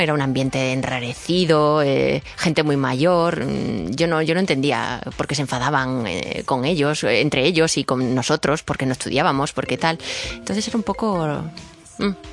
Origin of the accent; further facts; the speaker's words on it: Badajoz, Extremadura, Spain; moved away; mi tierra, en Badajoz, donde yo estudié